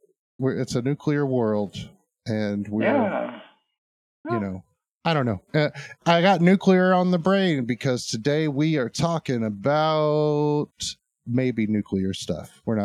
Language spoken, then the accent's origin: English; Arkansas, United States; I guess we are from Arkansas.